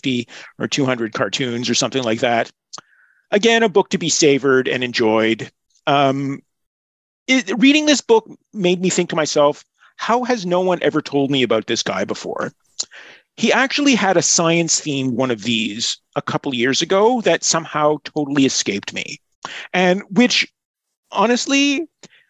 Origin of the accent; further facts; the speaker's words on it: Montreal, Quebec, Canada; I'm from Montreal